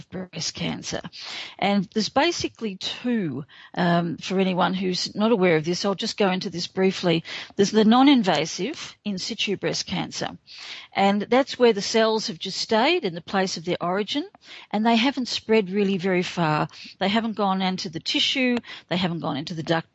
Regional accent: Australia; I'm Australian

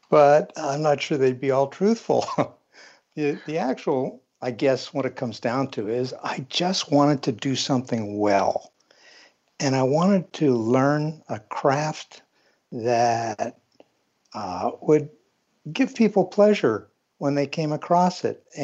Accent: Pennsylvania, United States; I was born in Pennsylvania, and most of my life I've lived here.

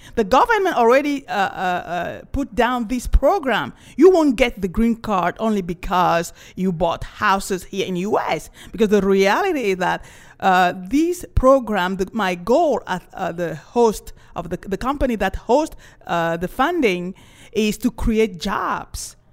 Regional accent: Cameroon; also born or lived in France; now in Los Angeles, United States; I was, uh, born and raised in Cameroon

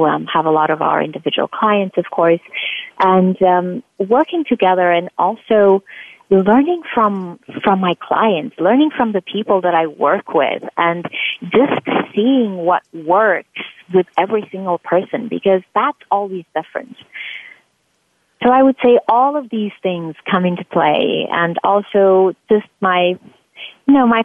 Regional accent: Transylvania, Romania; moved away as an adult; now in United States; I'm originally from Romania and from Transylvania, actually, which most people find really interesting. And I came to this country because I had received several scholarships to go to grad school

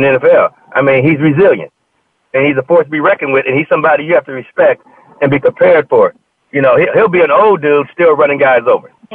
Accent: Compton, California, United States; growing up in Compton

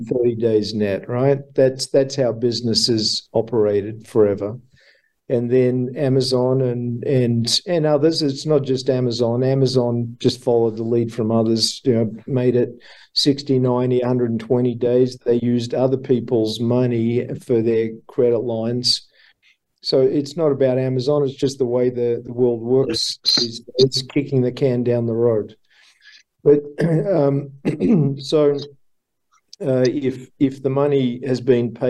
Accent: Australia; accent: Australian; my Australian accent

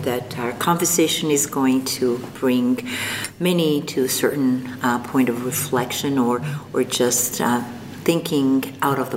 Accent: Algeria; first language French; English is a second language; moved away as an adult; also born or lived in Morocco; now in Canada; I was born in North Africa, in Morocco, and I grew up in Algeria

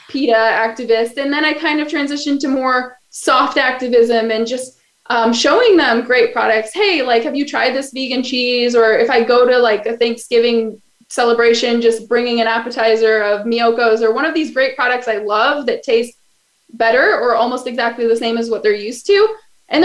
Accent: Kalamazoo, Michigan, United States; moved away as an adult; now in Los Angeles, United States; That's my hometown.

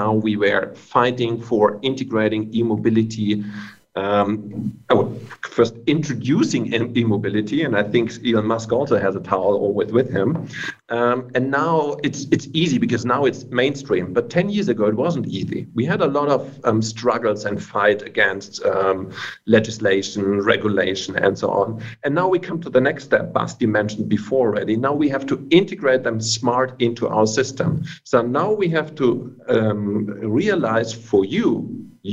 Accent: Innsbruck, Tyrol, Austria; I live in Tyrol, Austria, which is kind of a small town, 100,000 people right between the mountains

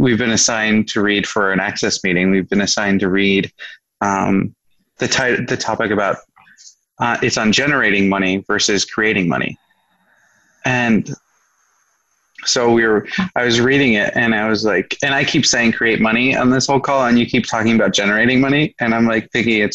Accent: Midwest, United States; growing up in the Midwest, it was a struggle to create money

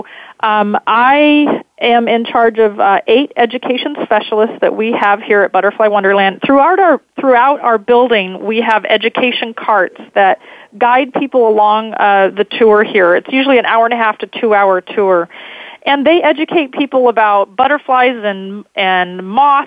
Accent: California, United States; growing up in California

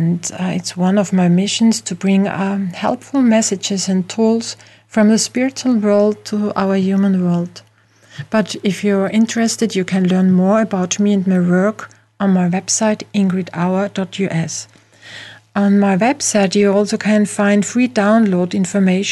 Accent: Austria; accent: Austrian; English is a second language; I'm from Europe, from Austria, as you can hear from my accent.

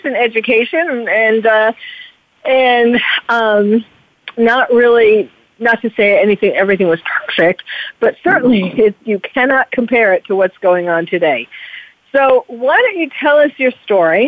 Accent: New York City, New York, United States; I was born and raised in New York City, and I went through New York City schools.

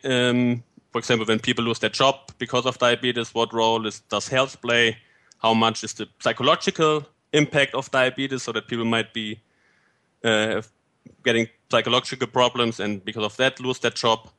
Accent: Fulda, Hesse, Germany; moved away as an adult; also born or lived in Bavaria / Argentina / Puebla, Mexico / Göttingen, Germany; now in United Kingdom; I uh, was born and raised in Fulda, Germany

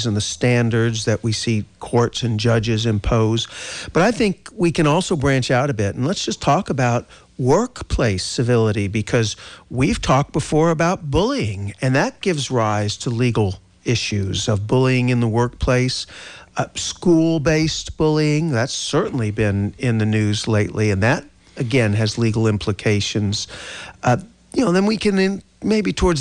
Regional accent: Texas, United States; moved away; I'm originally from Texas. I was practicing law in Texas.

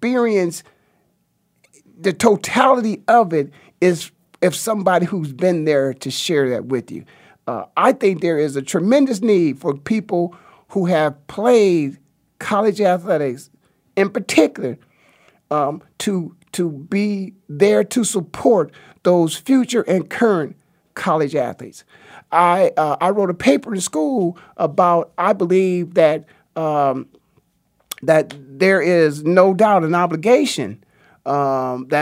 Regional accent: Canton, Ohio, United States; I'm from Stark County, Ohio, the Hall of Fame city of Canton, Ohio

